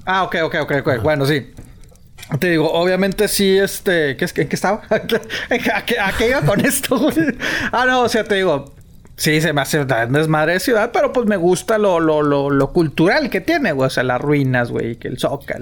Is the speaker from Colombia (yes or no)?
no; northern Mexican border, northern Mexico, Mexico; siendo de frontera